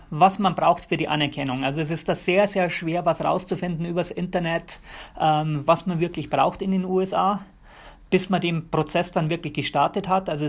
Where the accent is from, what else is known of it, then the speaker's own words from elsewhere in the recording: Bavaria, Germany; moved away as an adult; now in United States; Und ja, ich bin in Bayern aufgewachsen, Bayern geboren. Ähm, ich brauche Berge, ohne Berge geht es bei mir nicht.